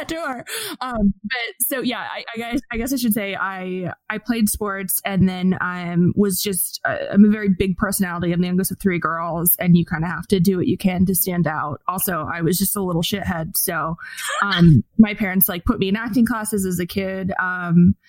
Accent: Fort Wayne, Indiana, United States; I grew up in Fort Wayne, Indiana

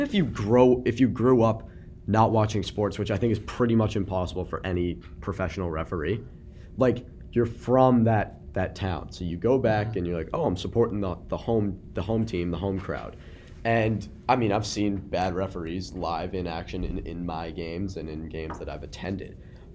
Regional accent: Boston, Massachusetts, United States; like, we're from Boston.

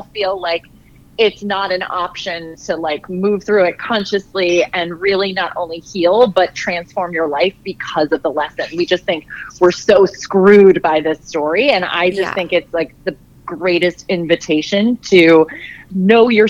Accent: Ireland; I'm an Irish girl.

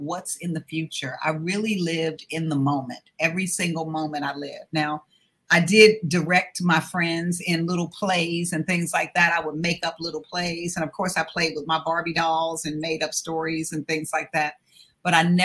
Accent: Washington, District of Columbia, United States; When I grew up in Washington, D.C., which I call deep country because my parents were from South Carolina.

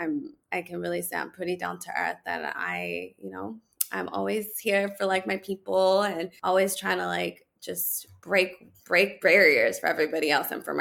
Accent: Los Angeles, California, United States; I grew up like in the San Fernando Valley, Pacoima and Glendale, like totally, you know, typical Latina, like the Latino family, Mexican American, I'm first generation.

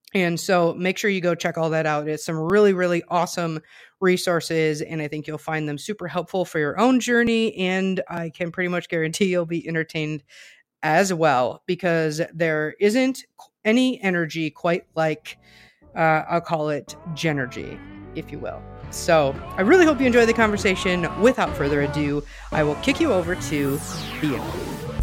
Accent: southern Wisconsin, United States; I grew up in Amish country as well, um, further south in Wisconsin

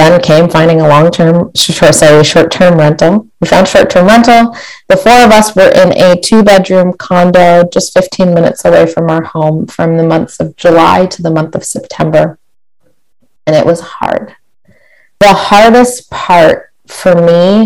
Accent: Barrie, Ontario, Canada; my hometown of Barrie, Ontario

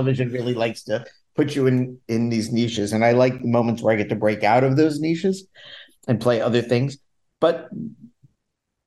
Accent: Washington, District of Columbia, United States; moved away as an adult; also born or lived in Los Angeles; now in New York, United States; I'd spent a bunch of time, like 6 years in my hometown of DC doing theater

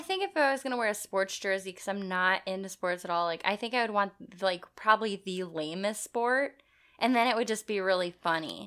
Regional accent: Madison, United States; we grew up in Madison

